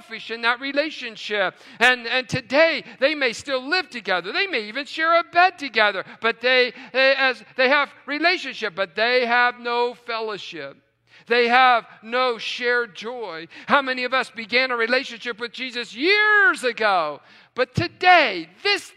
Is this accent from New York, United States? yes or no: no; West Virginia, United States; now in Tucson, United States; growing up in West Virginia